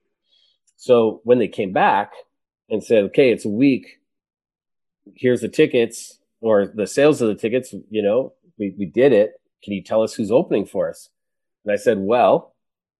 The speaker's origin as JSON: {"language": "English", "town": "Edmonton", "region": "Alberta", "country": "Canada", "tie": "born or raised there", "said": "I grew up in Edmonton"}